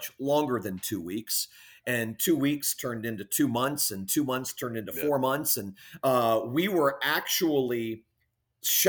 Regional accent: Fort Lauderdale, Florida, United States; now in Jupiter, United States; I'm from South Florida, Fort Lauderdale area, which is about 45 minutes south of where we live in Jupiter.

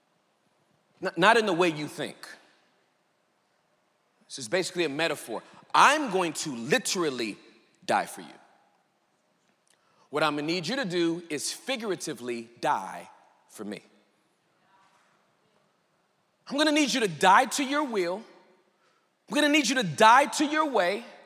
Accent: United States; I'm real American.

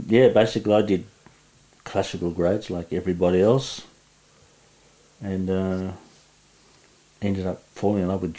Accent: Sydney, New South Wales, Australia; also born or lived in Perth; It's now apartments. And I lived in Earlwood, you know, sort of inner westish, for about 10 years.

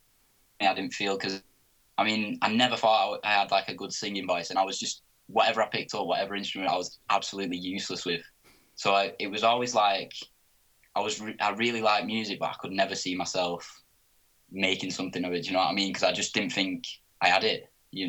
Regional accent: Oldham, North West England, United Kingdom; because I'm from Oldham, so it's about 20 minutes out of Manchester.

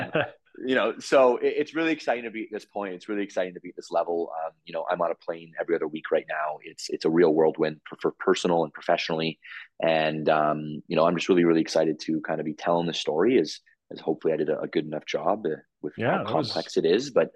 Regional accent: Toronto, Ontario, Canada; moved away as an adult; now in Calgary, Canada; I'm from Toronto, born and raised.

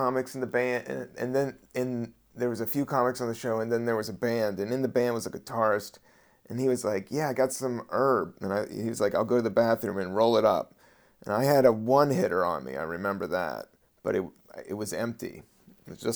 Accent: United States; I'm from Virginia and DC

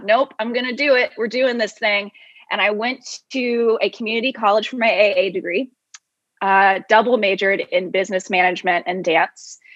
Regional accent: Jacksonville, Florida, United States; moved away as an adult; now in Baltimore, United States; I'm from Jacksonville, Florida, just moved here

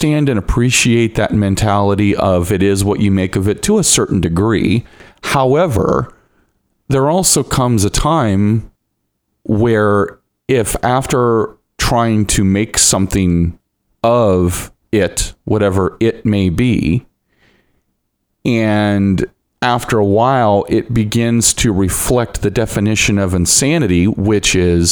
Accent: Lima, Ohio, United States; moved away as an adult; also born or lived in Toledo area, Ohio; now in Toledo, United States; I was born and raised in Lima.

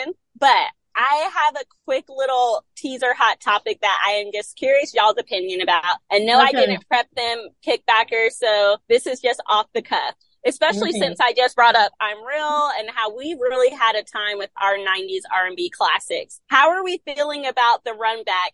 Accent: Florida, United States; I'm from Florida

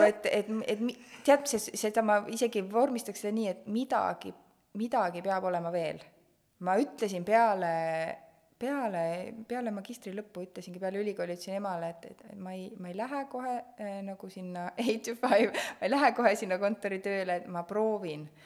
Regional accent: Estonia; me oleme Eestist

